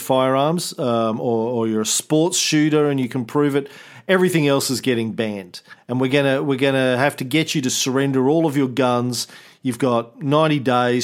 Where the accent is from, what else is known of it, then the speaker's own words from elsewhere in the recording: Australia; as an Australian